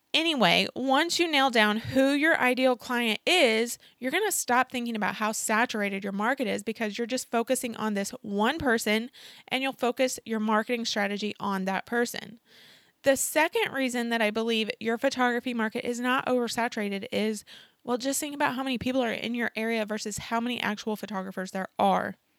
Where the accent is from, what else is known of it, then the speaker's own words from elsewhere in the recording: Oklahoma, United States; moved away as an adult; also born or lived in St. Louis, Missouri; I moved to Saint Louis from Oklahoma back in twenty sixteen